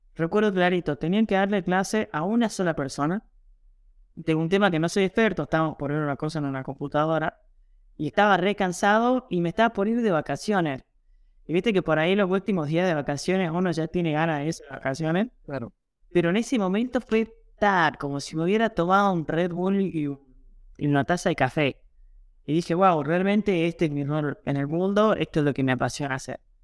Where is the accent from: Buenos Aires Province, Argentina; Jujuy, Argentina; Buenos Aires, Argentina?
Jujuy, Argentina; yo soy jujeño, yo soy argentino